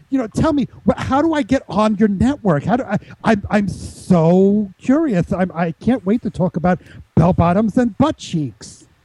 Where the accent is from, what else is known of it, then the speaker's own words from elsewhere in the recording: Montreal, Quebec, Canada; now in Colorado, United States; I'm originally from Canada, you know, in, in the French speaking uh, uh, area of Canada from Montreal, but I moved down here into Colorado.